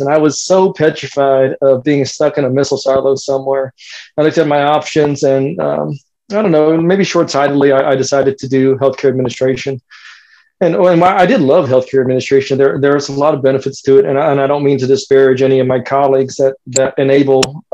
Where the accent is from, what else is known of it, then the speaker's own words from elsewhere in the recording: San Antonio, Texas, United States; moved away as an adult; also born or lived in Colorado Springs, Colorado; now in Dayton, United States; I'm originally from San Antonio, Texas